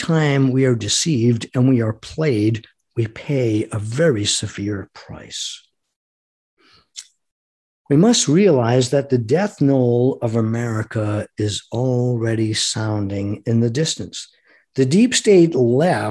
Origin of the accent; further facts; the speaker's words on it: United States; I am an American fighting man. I am an American citizen.